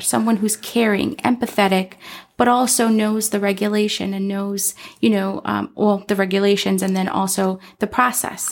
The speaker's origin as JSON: {"language": "English", "town": "Chicago", "region": "Illinois", "country": "United States", "moved": "as an adult", "lives_now": "Arizona, United States", "said": "I am from Chicago, Illinois, in the city"}